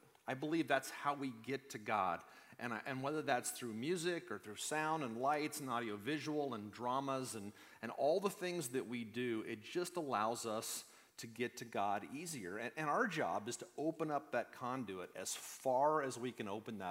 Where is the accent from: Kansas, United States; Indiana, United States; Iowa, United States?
Kansas, United States; Wichita; moved away; I grew up in the Midwest. I grew up in Wichita, Kansas